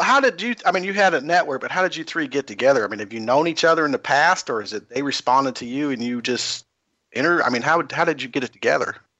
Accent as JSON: {"language": "English", "region": "Kentucky", "country": "United States", "said": "I'm from Kentucky, which is the Bible Belt"}